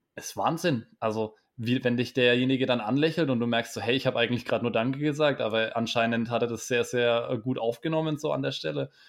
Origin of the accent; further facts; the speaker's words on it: Bamberg, Bavaria, Germany; aus meiner Heimatstadt in Bamberg